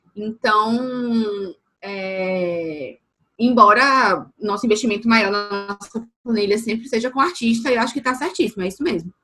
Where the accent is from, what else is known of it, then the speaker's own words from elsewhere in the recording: João Pessoa, Paraíba, Brazil; moved away as an adult; also born or lived in Campina Grande; now in Salvador, Brazil; eu nasci na Paraíba, nasci em Campina Grande, morei desde o, início, desde o final da infância até o final da adolescência em João Pessoa. E hoje eu estou em Salvador.